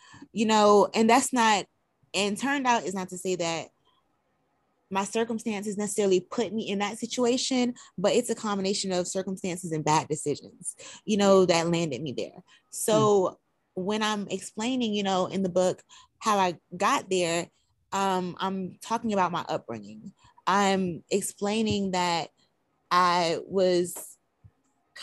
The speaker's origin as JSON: {"language": "English", "town": "Albany", "region": "Georgia", "country": "United States", "tie": "born or raised there", "also_born_or_lived": "West Palm Beach, Florida", "said": "Originally, I was raised in Albany, Georgia, but I was born in West Palm Beach, Florida"}